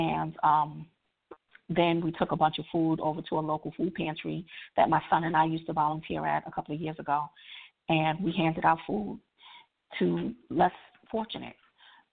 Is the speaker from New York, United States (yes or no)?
yes; New York, United States; now in Maryland, United States; I'm from New York, but I'm based in Maryland. I live in Maryland